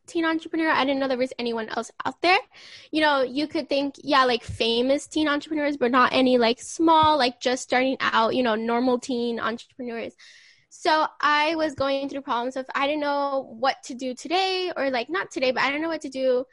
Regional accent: California, United States; I am from California

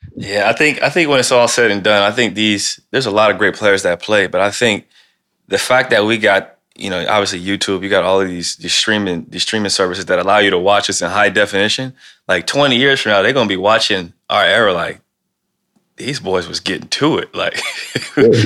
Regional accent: Ohio, United States; now in Portland, United States; I'm from Ohio

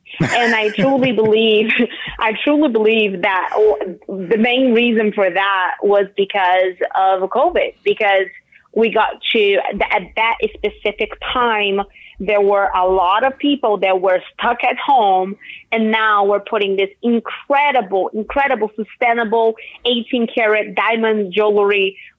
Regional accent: Brazil; So I'm from Brazil, right?

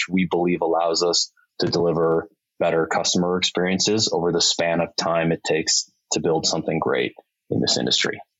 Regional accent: Milwaukee, Wisconsin, United States; moved away as an adult; also born or lived in Chicago; we moved from Chicago back up to Milwaukee

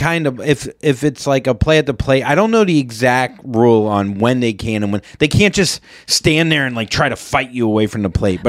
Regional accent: Port St. Lucie, Florida, United States; I grew up in Port St. Lucie, Florida, where the Mets spring training.

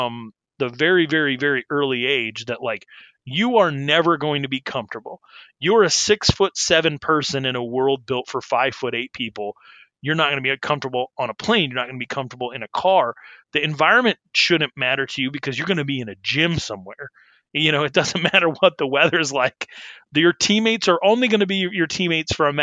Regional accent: Arizona, United States; also born or lived in Wyoming; I came up in Arizona

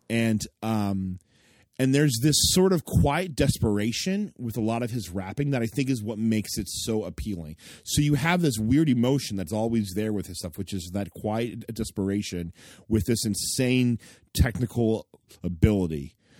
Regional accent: United States; we, as American Christians

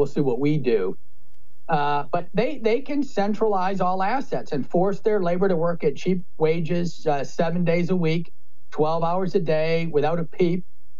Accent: Midwest, United States; I'm from the Midwest. Can't pull it off.

